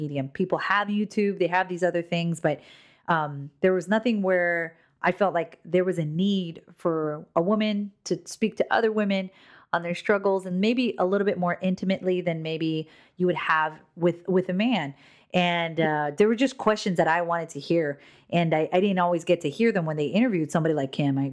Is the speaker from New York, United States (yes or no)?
no; Hawaii, United States; I'm from Hawaii